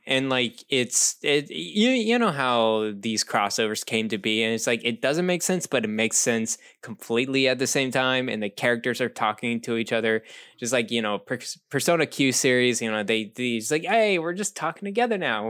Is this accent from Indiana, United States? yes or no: no; Texas, United States; moved away; when I grew up in Texas